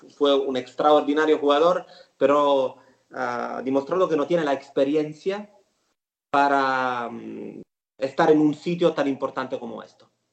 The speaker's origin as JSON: {"language": "Spanish", "area": "a village near Milo", "region": "Sicily", "country": "Italy", "second_language": "Spanish", "said": "yo soy de un pueblo muy cerca al pueblo de, de … en Sicilia. Somos sicilianos"}